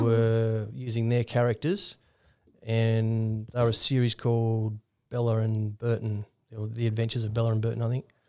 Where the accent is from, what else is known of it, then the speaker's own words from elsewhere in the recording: Ballina, New South Wales, Australia; I'm from Ballina in the far north coast